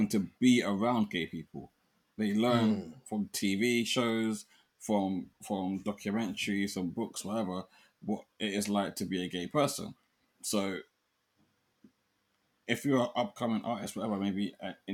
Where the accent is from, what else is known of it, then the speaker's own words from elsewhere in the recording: London, United Kingdom; also born or lived in Brighton; when I was growing up in South London from a West Indian background